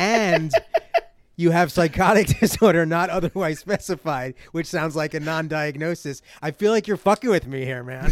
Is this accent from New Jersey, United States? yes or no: yes; New Jersey, United States